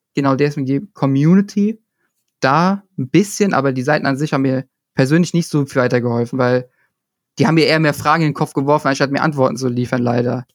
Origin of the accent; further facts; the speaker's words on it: Italy; ich komme auch noch aus Italien